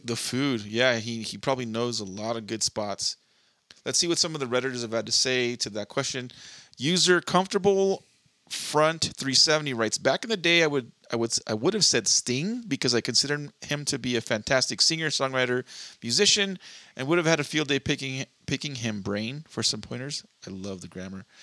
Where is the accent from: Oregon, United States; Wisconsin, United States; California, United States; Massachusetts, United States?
California, United States; Southern; born and raised in Southern California